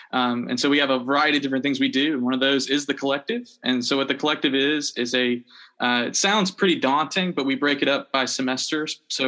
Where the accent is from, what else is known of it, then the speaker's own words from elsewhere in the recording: the South, United States; growing up in the South and being around the Bible Belt